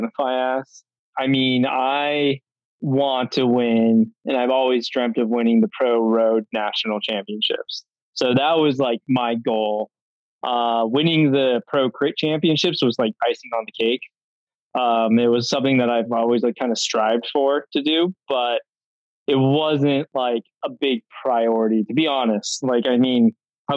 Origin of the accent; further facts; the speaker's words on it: Prescott, Arizona, United States; I'm from Prescott, Arizona, born and raised, and proud of it